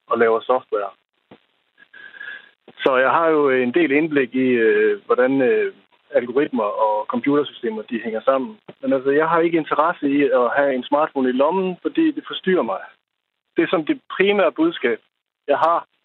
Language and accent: Danish; Aalborg, North Denmark Region, Denmark; Jeg, øh, jeg er rent faktisk fra Aalborg, men jeg arbejder